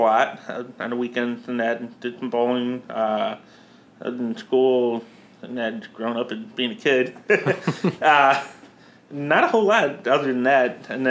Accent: Joliet, Illinois, United States; now in Crest Hill, United States; I grew up in Joliet, born and raised in Joliet, and I currently live in Crest Hill, which is right next to Joliet.

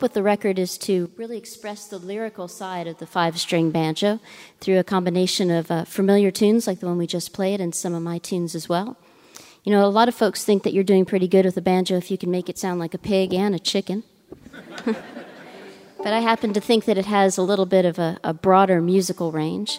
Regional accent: Southern California, United States; now in Nashville, United States; I discovered the banjo when I was growing up in Southern California

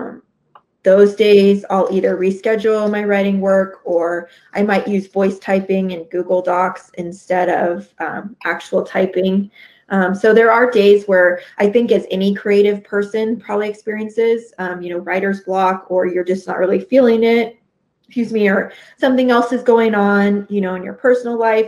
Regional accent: 2 hours west of Kansas City, United States; my hometown is 2 hours west of Kansas City

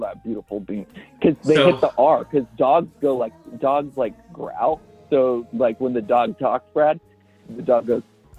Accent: United Kingdom; This is my Elric Kane. I'm British. He's not British.

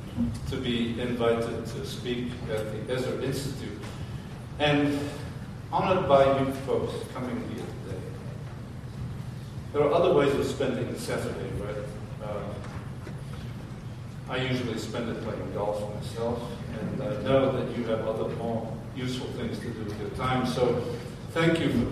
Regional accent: Liverpool, North West England, United Kingdom; moved away; also born or lived in France; In 1964, I came from Liverpool. And then I went and taught in the south of France, in godless, secular France

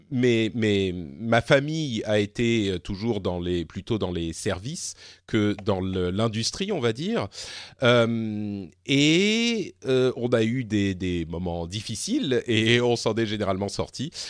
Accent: France; je suis français et extérieur en même temps.

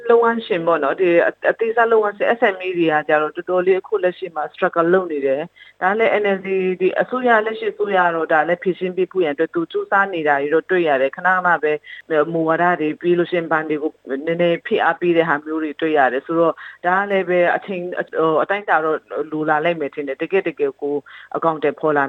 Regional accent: Chin State, Myanmar

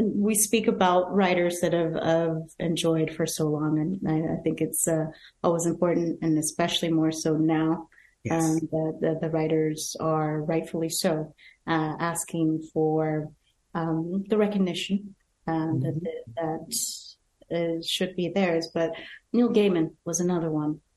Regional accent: Nigeria; growing up in Nigeria and watching Star Trek Next Generation

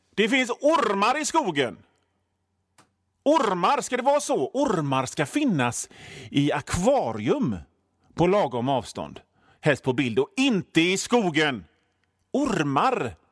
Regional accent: Hönö, Västra Götaland, Sweden; now in Gothenburg, Sweden; jag är ju från Hönö, så havet är ju liksom en del av mig

